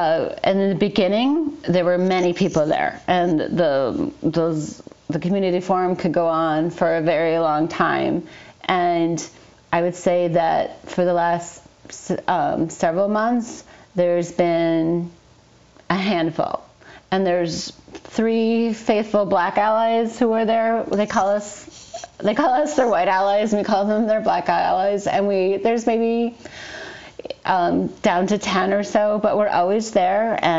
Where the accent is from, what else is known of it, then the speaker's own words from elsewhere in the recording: Falcon Heights, Minnesota, United States; I'm from Falcon Heights, and I'm so sorry, but I believe our city can do better.